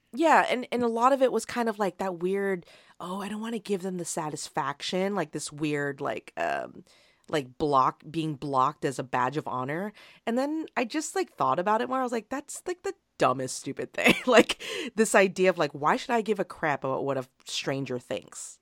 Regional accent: United States; despite being an American

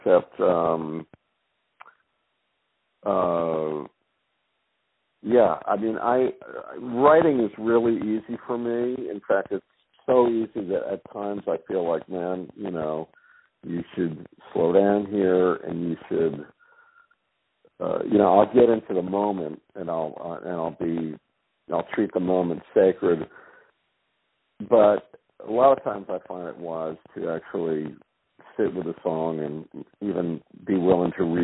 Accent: Rhode Island, United States; moved away; also born or lived in the South (US); growing up in Rhode Island. You know, I've lived in the South for 35 years, but I realized, man, you grew up in this place.

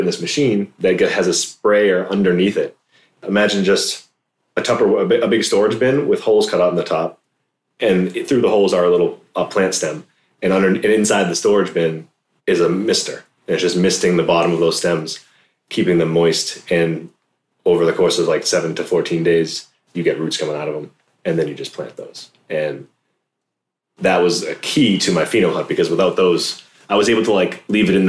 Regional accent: East Coast, United States; moved away; I come from the East Coast

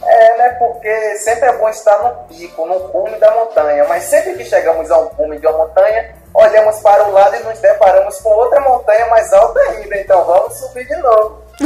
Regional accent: Salvador, Bahia, Brazil; Eu sou da capital da Bahia.

